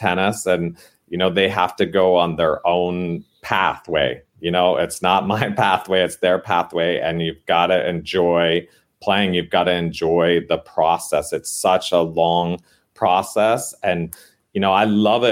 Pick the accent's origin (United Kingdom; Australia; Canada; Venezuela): Canada; now in San Diego, United States; I grew up in Canada